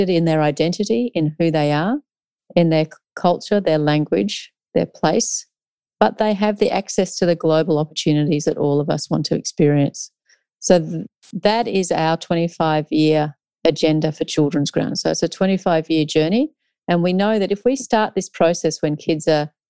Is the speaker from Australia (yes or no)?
yes; Australia; was born in Australia, but these are not my traditional lands.